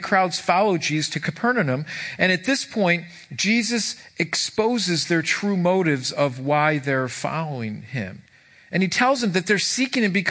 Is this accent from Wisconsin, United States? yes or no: no; Irondequoit, New York, United States; I grew up in Irondequoit